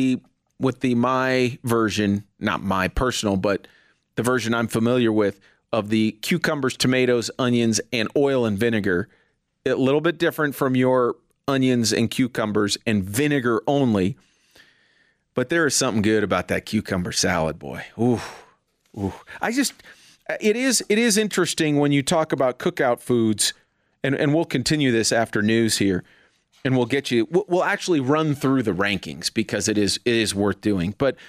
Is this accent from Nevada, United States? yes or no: no; New Jersey, United States; I'm originally from New Jersey.